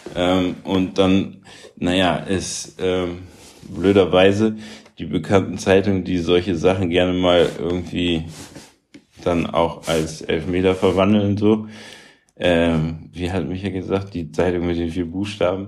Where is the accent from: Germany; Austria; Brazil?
Germany; Bremen; also born or lived in Münster / Karlsruhe; now in Hamburg, Germany; ich bin in Bremen groß geworden, so ich wohne auf St. Pauli